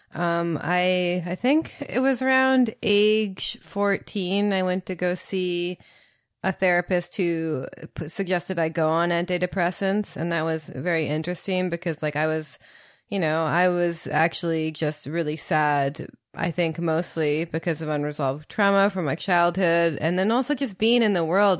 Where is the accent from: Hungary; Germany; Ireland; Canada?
Canada; I'm from Canada